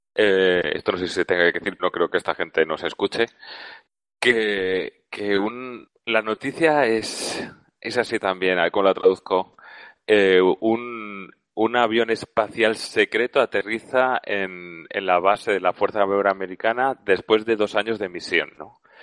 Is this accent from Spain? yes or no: yes; Valencia, Valencian Community, Spain; soy de Valencia